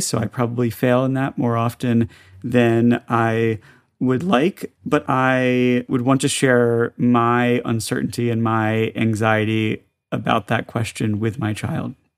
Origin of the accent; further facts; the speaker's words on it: the South, United States; moved away; I grew up in the South as the only Jewish kid in school